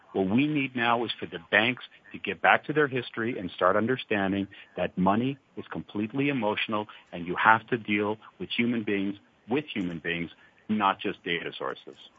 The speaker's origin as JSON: {"language": "English", "country": "Canada", "tie": "born or raised there", "accent": "Canadian twang", "moved": "yes", "lives_now": "Europe", "said": "I am originally Canadian, and uh, back then, back when I was young"}